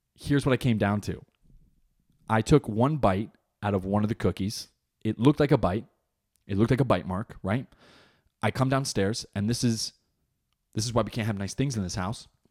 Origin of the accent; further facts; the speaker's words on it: New Jersey, United States; moved away as an adult; now in North Carolina, United States; I was born in Jersey, Jersey raised. I'm plotted here in North Carolina because of my job